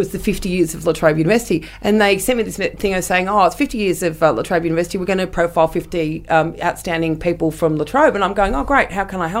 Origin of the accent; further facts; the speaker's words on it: England, United Kingdom; We're English, so of course it's going to be hardback.